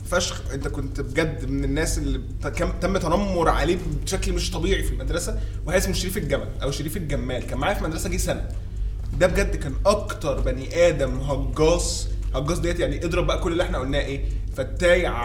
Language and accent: Arabic; Egypt; مش بنهبد احنا عارفين ان هم ان هم احنا مصريين